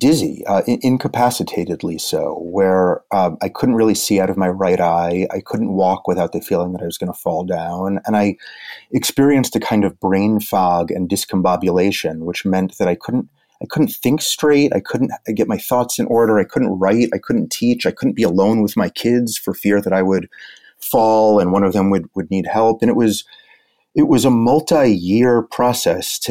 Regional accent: New York City, New York, United States; also born or lived in Brooklyn; I was born in Manhattan, went to school, high school, college, and now I ended up as far away as Brooklyn, but New York is my town

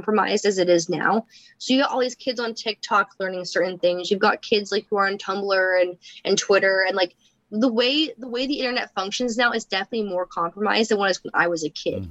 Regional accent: Berkeley, California, United States; I was born and raised in Berkeley, California

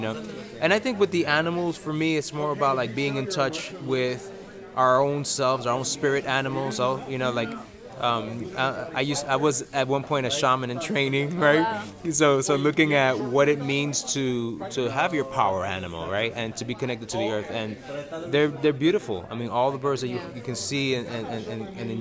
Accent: New York City, New York, United States; growing up in New York City

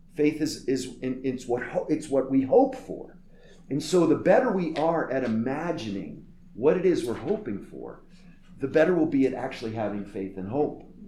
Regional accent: Northeast, United States; I'm from the Northeast where we say quick and often cutting things to people we love

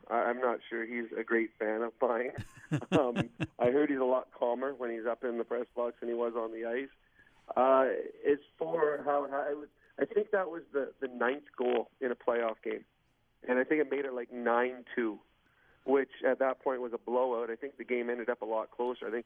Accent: Pittsburgh, Pennsylvania, United States; I mean, I grew up in Pittsburgh, and, and I had some incredible friends.

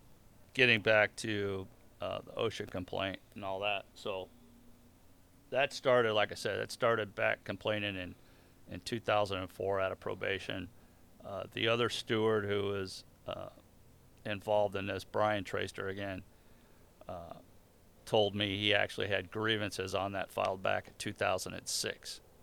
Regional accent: New Orleans, Louisiana, United States; Right? I'm from New Orleans. I got to be a Saints fan.

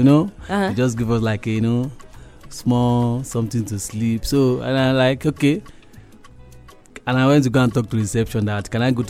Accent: Lagos, Nigeria; moved away as an adult; now in Kenya; I'm from Nigeria, you know, Lagos proper.

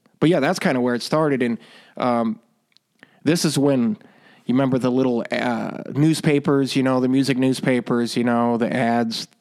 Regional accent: Rock Falls, Illinois, United States; moved away as an adult; also born or lived in Iowa City, Iowa / Cedar Rapids, Iowa; In a small town called Rock Falls, Illinois

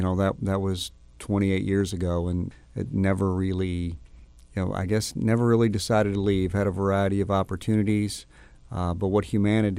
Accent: Louisville, Kentucky, United States; This is my hometown. I was born and raised

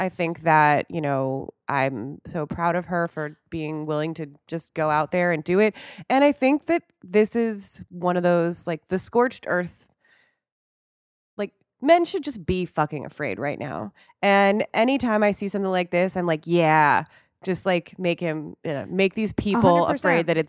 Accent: Wisconsin, United States; accent: Wisconsin; I think I even turned on my like Wisconsin accent again.

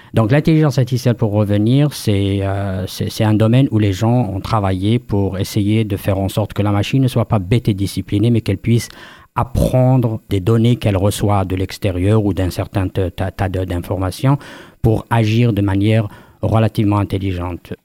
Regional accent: Kabylie, Algeria; moved away as an adult; also born or lived in France; Moi, je suis natif, euh, on va dire, comme on appelle, euh, First Nations, euh, Première Nation d'Afrique du Nord en Algérie, de Kabylie en particulier. j'ai grandi là-bas une bonne partie de, de, de ma vie, jusqu'à la mi-vingtaine

